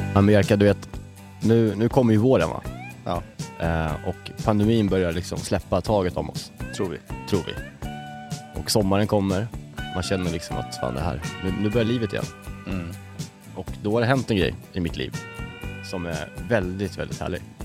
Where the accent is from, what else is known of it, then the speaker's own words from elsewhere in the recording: Björkvik, Södermanland, Sweden; när jag växte upp. Eh, vi åkte ju mycket moppe. Alltså, vi hängde, vi hängde runt liksom, i, runt en kiosk i det samhället, Björkvik, där jag kommer ifrån